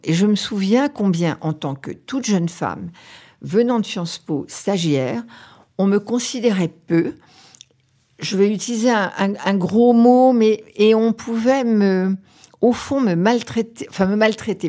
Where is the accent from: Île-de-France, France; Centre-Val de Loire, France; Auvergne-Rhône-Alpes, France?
Auvergne-Rhône-Alpes, France; quand j'étais petite fille euh, en Auvergne